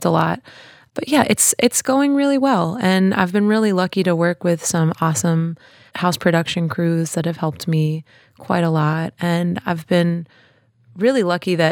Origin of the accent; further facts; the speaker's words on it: Pittsburgh, Pennsylvania, United States; I'm from Pittsburgh